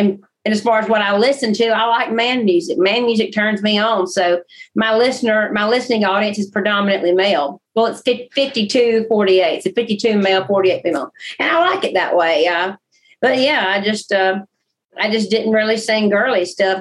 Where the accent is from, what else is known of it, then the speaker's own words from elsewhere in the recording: the Dirty South, United States; I grew up in the Dirty South